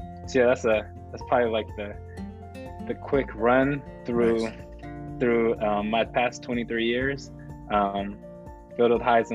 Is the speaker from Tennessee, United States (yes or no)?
no; San Diego, California, United States; growing up in San Diego, going to the high school that I attended, San Augustine High School